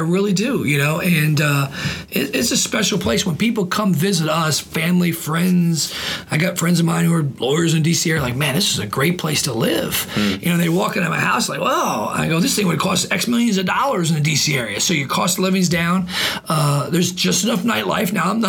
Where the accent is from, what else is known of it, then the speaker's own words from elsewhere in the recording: Washington, District of Columbia, United States; now in Augusta, United States; I grew up in the Washington, D.C. area, and I absolutely abhor it